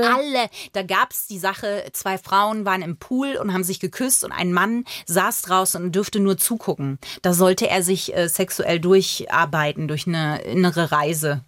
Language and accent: German; Bavaria, Germany; born or raised there; also born or lived in Magdeburg, Saxony-Anhalt